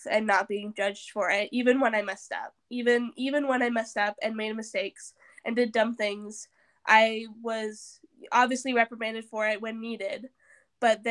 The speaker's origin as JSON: {"language": "English", "region": "Southern Missouri", "country": "United States", "said": "I'm from Southern Missouri"}